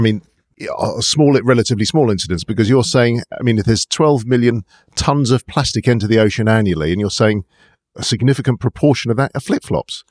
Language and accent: English; London, United Kingdom; being a Londoner